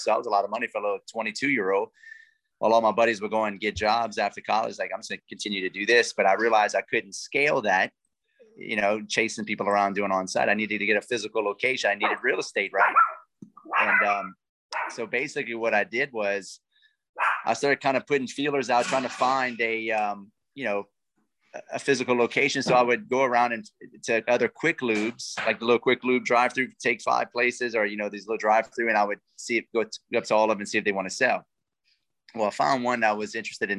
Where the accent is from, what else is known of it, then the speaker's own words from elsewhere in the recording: Lafayette, Louisiana, United States; accent: Cajun; I'm a coon ass, man. I'm from South Louisiana. I'm from Lafayette